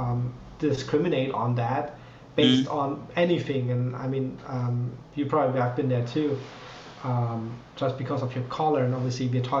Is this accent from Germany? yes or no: yes; Germany; English is a second language; moved away; I was born 93. Second of all, I grew up in Germany